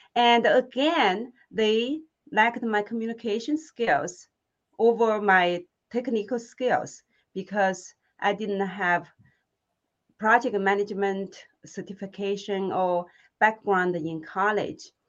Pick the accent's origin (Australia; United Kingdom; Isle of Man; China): China; Hunan; English is a second language; moved away as an adult; now in United States; where I'm from, uh, in the southern China called Hunan, I had this accent